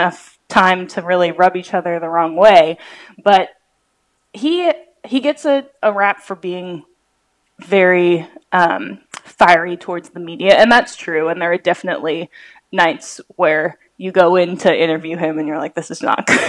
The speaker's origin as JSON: {"language": "English", "town": "Seattle", "region": "Washington", "country": "United States", "tie": "born or raised there", "also_born_or_lived": "Oklahoma City", "moved": "yes", "lives_now": "Chicago, United States", "said": "I grew up in Seattle"}